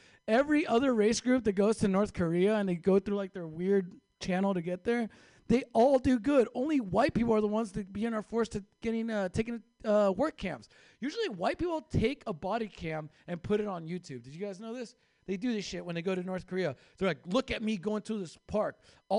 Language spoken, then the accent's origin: English; Mexico; I had no chance making it in Hollywood as a Mexican, right?